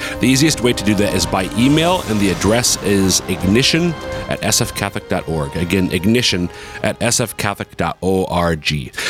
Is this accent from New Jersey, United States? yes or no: no; Central Minnesota, United States; now in Sioux Falls, United States; I'm from Central Minnesota.